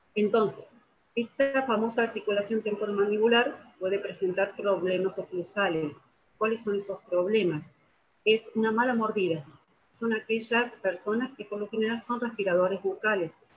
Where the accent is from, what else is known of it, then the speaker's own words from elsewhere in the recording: Argentina; soy de la Argentina